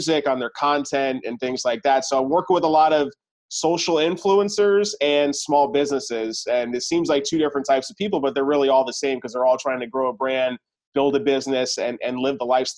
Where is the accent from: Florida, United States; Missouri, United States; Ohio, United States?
Florida, United States; I was born and raised in Florida